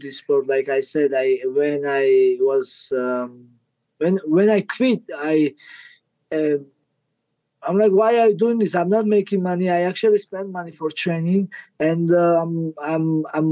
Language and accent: English; Georgia; English is a second language; I'm from Georgia